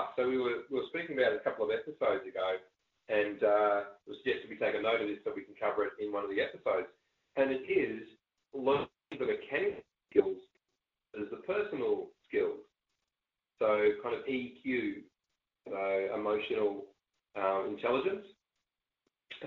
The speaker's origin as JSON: {"language": "English", "country": "Australia"}